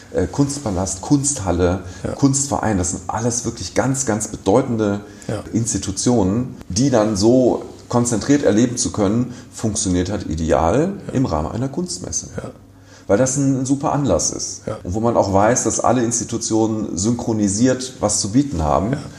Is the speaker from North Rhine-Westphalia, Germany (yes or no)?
yes; Düsseldorf, North Rhine-Westphalia, Germany; also born or lived in Cologne; ich bin in Düsseldorf geboren